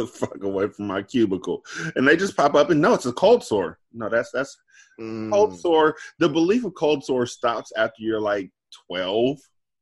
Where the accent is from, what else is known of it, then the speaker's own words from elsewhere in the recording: California, United States; I grew up here in California.